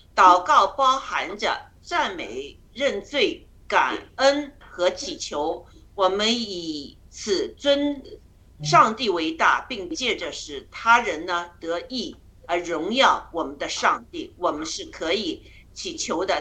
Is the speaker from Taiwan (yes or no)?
no; China; moved away; 我们中国人出来这么多